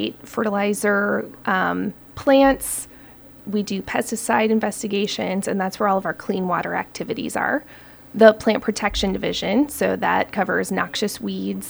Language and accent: English; Okabena, Minnesota, United States; I am a Minnesota girl. I grew up in Okabena, Minnesota, which is down in Jackson County, kind of by the Iowa border